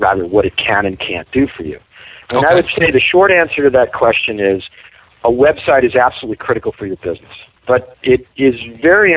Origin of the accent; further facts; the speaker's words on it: New York, United States; moved away; I'm originally from New York